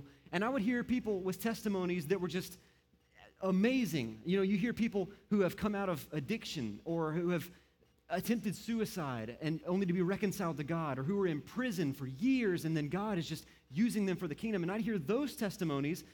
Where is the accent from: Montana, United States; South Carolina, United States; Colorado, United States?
South Carolina, United States; Moncks Corner; now in Aiken, United States; I was born and raised here in South Carolina, or in Monk's Corner